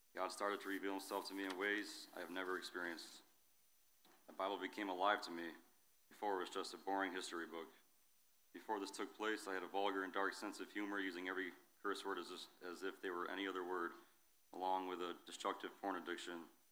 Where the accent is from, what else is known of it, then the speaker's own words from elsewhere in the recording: New York, United States; moved away as an adult; now in Ohio, United States; move from my hometown in New York to Ohio to be with my wife